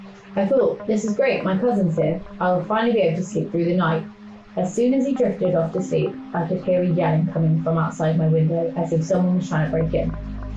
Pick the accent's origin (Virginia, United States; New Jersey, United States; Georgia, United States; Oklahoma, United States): New Jersey, United States; I think the scariest by far was when I was a kid growing up in New Jersey.